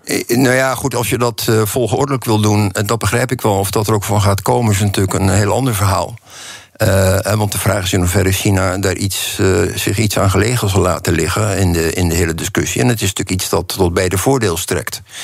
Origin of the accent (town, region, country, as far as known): Netherlands